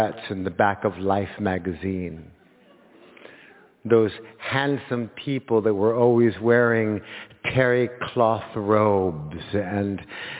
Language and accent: English; Los Angeles, California, United States; born or raised there